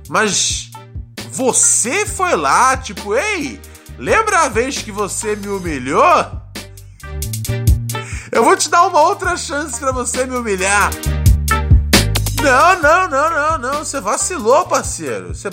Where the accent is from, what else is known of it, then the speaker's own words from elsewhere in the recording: Minas Gerais, Brazil; Somos de Minas Gerais.